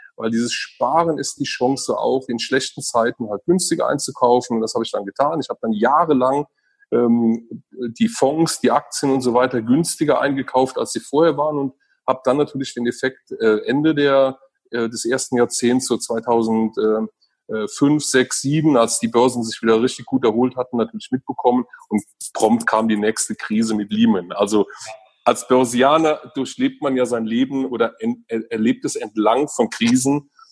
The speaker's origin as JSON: {"language": "German", "country": "Germany", "tie": "born or raised there", "also_born_or_lived": "Eifel", "said": "ich habe eine sehr ähm, behütete und schöne Kindheit an der Mosel äh, äh, erlebt"}